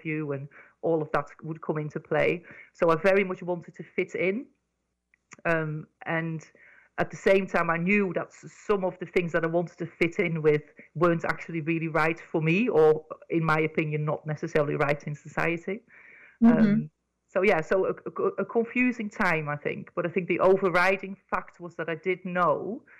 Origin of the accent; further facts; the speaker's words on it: Netherlands; moved away as an adult; now in United Kingdom; I grew up in Holland